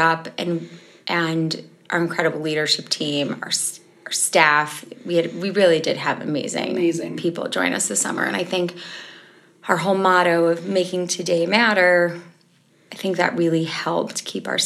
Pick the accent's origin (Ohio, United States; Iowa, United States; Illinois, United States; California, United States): Illinois, United States; Chicago; I'm from Chicago, Illinois